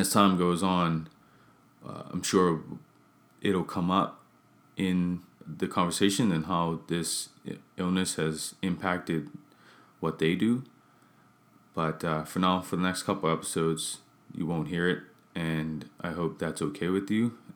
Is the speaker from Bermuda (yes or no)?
yes; Bermuda; I'm from Bermuda, where I'm from